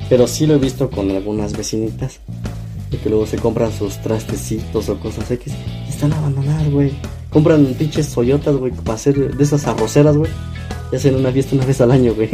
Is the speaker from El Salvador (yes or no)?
no; Mexico; como mexicanos